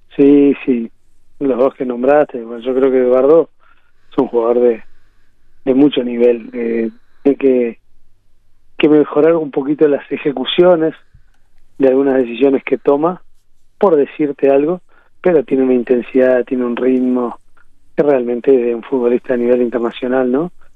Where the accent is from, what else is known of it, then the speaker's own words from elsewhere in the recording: Uruguay; moved away as an adult; also born or lived in Honduras; tenía ganas de volver al país